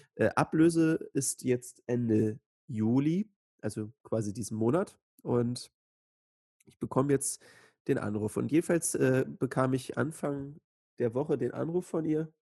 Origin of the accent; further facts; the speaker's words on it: Joachimsthal, Brandenburg, Germany; in Joachimsthal, also meiner Heimatstadt